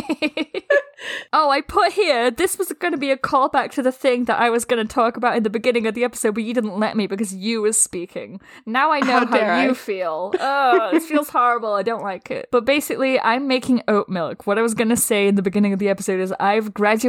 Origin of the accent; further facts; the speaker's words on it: Scunthorpe, Yorkshire and the Humber, United Kingdom; my hometown, Scunthorpe, which, yes, that's a real place